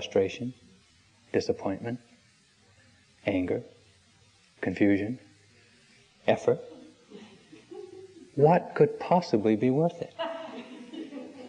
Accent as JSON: {"language": "English", "region": "Maine", "country": "United States", "tie": "born or raised there", "said": "When I was growing up in Maine, a small town in Maine"}